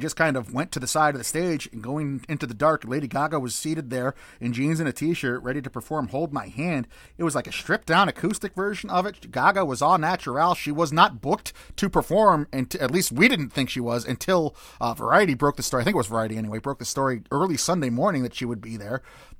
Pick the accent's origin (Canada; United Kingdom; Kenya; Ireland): United Kingdom; I know the protocol is to say thank you a lot, but I'm British, so it's more comfortable for me to say sorry.